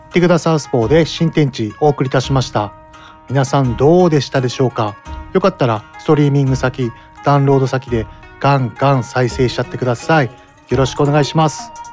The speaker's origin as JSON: {"language": "Japanese", "town": "Mito", "region": "Ibaraki", "country": "Japan", "tie": "born or raised there", "said": "私は水戸出身ってこともあり"}